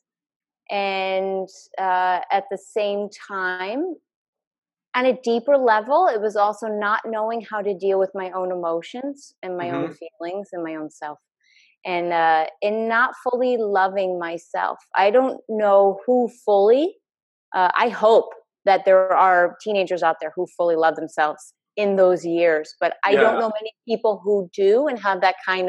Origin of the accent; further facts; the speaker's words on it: Connecticut, United States; moved away; also born or lived in New York area / Boston; I grew up in Connecticut. I grew up in New York area, and then later moved to Boston